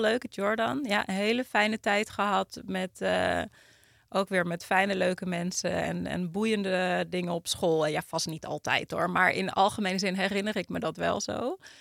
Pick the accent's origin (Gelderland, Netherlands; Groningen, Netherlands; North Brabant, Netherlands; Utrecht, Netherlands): Utrecht, Netherlands; ik kom uit Utrecht